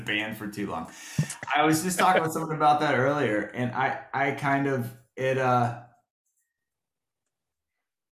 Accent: Florida, United States; growing up in Florida, we didn't have like we didn't have the Marlins, or because I've lived here since

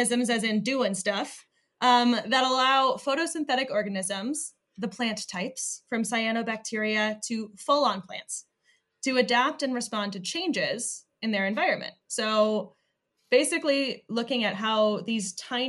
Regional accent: Michigan, United States; I'm from Michigan

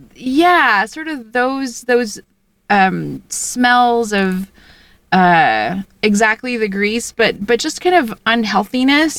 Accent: Philippines; moved away; I grew up in the Philippines and I speak both Tagalog

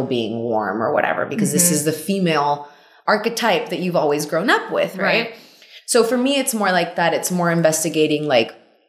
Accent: Laredo, Texas, United States; also born or lived in Mexico City, Mexico; I grew up in Laredo, Texas

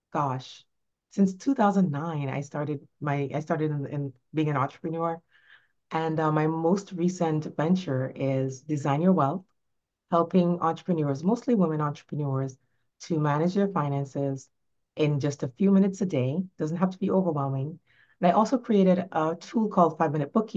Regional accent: Jamaica; also born or lived in New York; now in Florida, United States; I grew up in Jamaica, in rural Jamaica

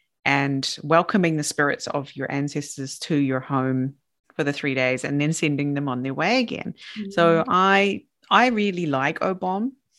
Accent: Southland, New Zealand; moved away as an adult; now in Japan; I'm from Southland. It doesn't get that hot there, see.

